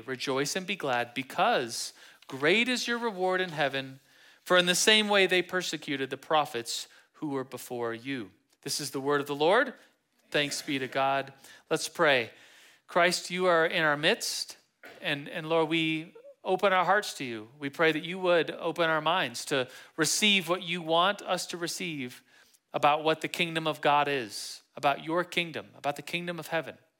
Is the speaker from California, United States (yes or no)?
no; Manitou Springs, Colorado, United States; I'm from Manitou. And we call Manitou Manitou Springs